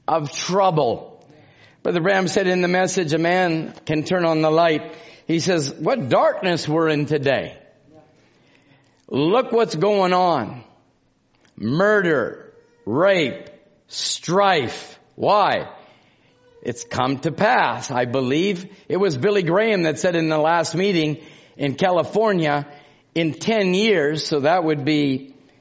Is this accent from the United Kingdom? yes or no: no; Canada; I'm from Canada